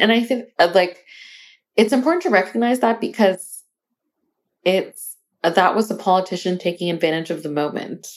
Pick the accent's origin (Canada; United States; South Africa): United States; Arizona; we are from Arizona